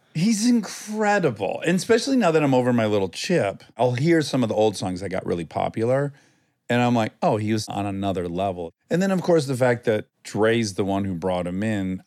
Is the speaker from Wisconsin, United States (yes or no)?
no; Milford, Michigan, United States; moved away; I grew up in Michigan